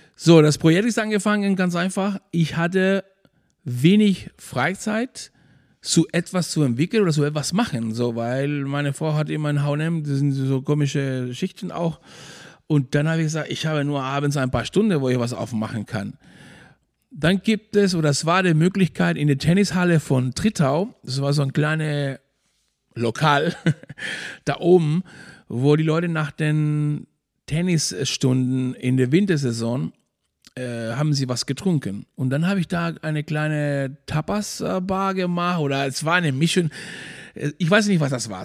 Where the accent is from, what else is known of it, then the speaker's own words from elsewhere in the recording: Maspalomas, Canary Islands, Spain; German is a second language; moved away as an adult; now in Schwarzenbek, Germany; ich komme aus Maspalomas, Playa Lingles. meine ganze Familie und meine Brudersgeschwister, Mutti und so alles, die sind noch immer noch da. Ich bin da aufgewachsen